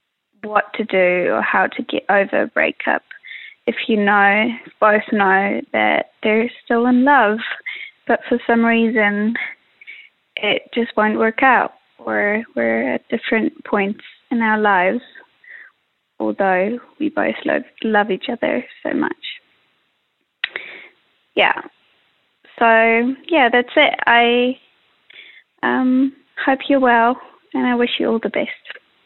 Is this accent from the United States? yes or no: no; Germany; I'm from Germany. I'm 22 years old.